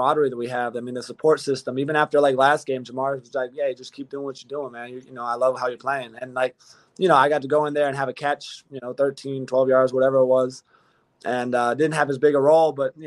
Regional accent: California, United States; I'm from Cali

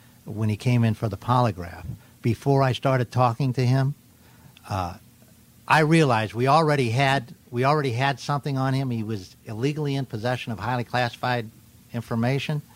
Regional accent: Arizona, United States; I'm from Arizona.

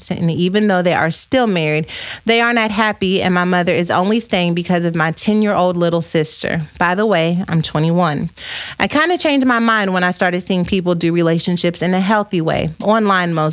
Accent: South Africa; I'm from South Africa, so the pressure is real, but I'm not interested, at least not yet.

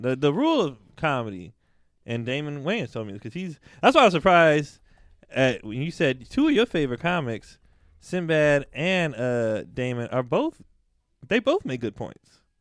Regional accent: the Bay Area, California, United States; I grew up in the Bay

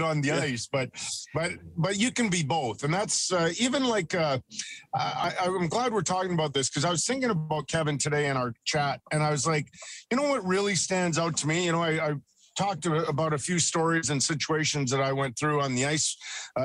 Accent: Edmonton, Alberta, Canada; I grew up in Edmonton

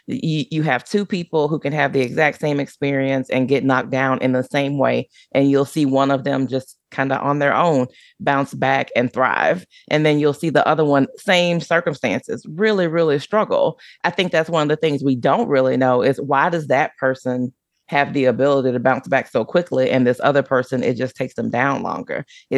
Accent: Deep South, United States; Plus, growing up in the Deep South, I grew up in a Black neighborhood, and that's just not something that we did

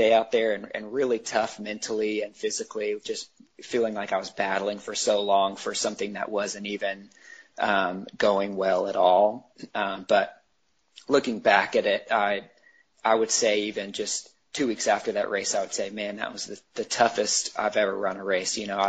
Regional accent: Chattanooga, Tennessee, United States; In Tennessee, outside of Chattanooga, Tennessee.

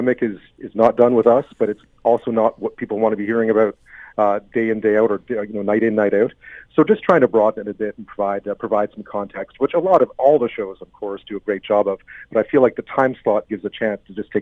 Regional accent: Quebec, Canada; moved away; Growing up in Quebec as a kid, loved the New Orleans Saints

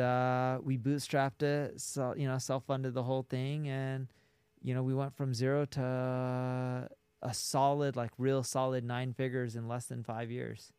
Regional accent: Orange County, California, United States; moved away as an adult; now in Las Vegas, United States; I grew up in Orange County, California

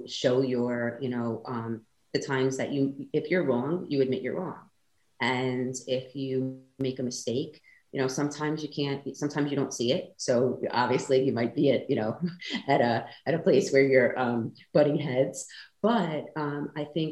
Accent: New York, United States; moved away; So originally I came from New York

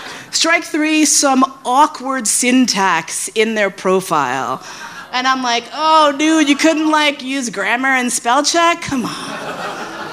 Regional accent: New York, United States; moved away as an adult; also born or lived in San Francisco; I grew up in New York

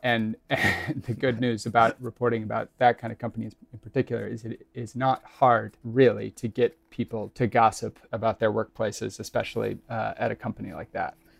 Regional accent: Kansas City, Missouri, United States; moved away; I'm from Kansas City, Missouri

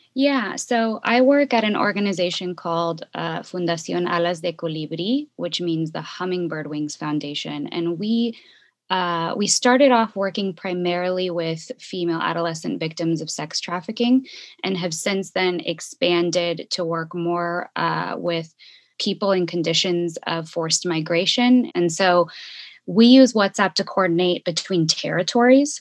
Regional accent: Bay Area, California, United States; moved away as an adult; also born or lived in Chicago; now in Ecuador; I'm originally from the Bay Area and went to school in Chicago.

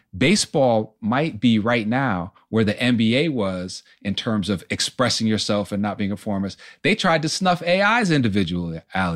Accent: Poughkeepsie, New York, United States; I grew up in Poughkeepsie, New York, about an hour and a half

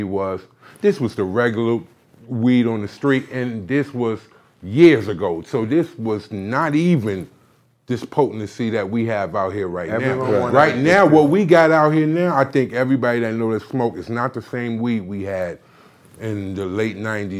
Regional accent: Barbados; I'm from Barbados.

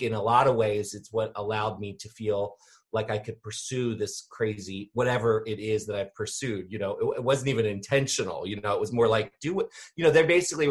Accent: Annapolis, Maryland, United States; born or raised there

